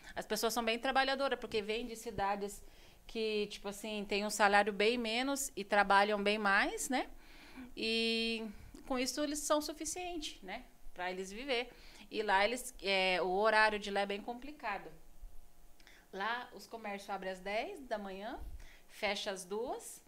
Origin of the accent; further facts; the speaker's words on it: São Paulo, Brazil; moved away as an adult; also born or lived in Registro, São Paulo / Spain; eu sou de uma cidade do interior de São Paulo, a cidade de Registro. Eu nasci lá